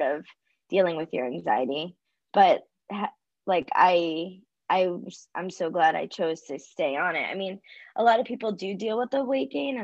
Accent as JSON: {"language": "English", "region": "Florida", "country": "United States", "tie": "born or raised there", "also_born_or_lived": "New York City", "moved": "as an adult", "said": "I grew up in Florida, and then I moved to New York City to go to college and pursue my career."}